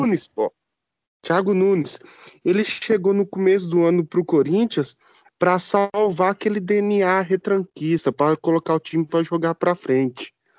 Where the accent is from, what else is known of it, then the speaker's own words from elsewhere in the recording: Brazil; E eu, sendo brasileiro